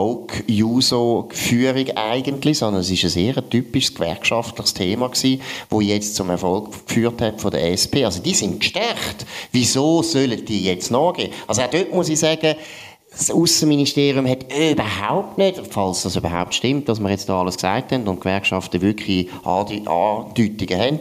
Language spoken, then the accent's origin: German; Switzerland; Oder man hätte als Schweizer mal müssen überlegen gut, wie können wir uns freikaufen?